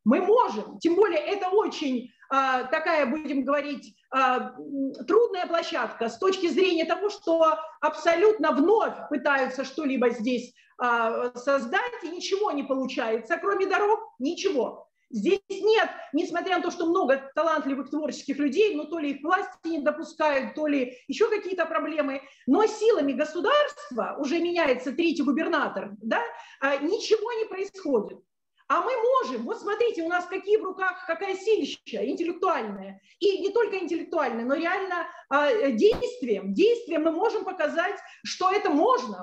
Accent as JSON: {"language": "Russian", "region": "Moscow", "country": "Russia", "moved": "as an adult", "lives_now": "Sevastopol", "said": "я москвичка, но в данный момент я, а, так сказать, нахожусь в Севастополе"}